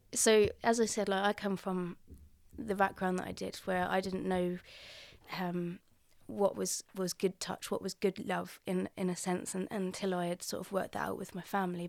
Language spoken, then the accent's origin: English; Colchester, East of England, United Kingdom; I grew up in Colchester, not very far from here.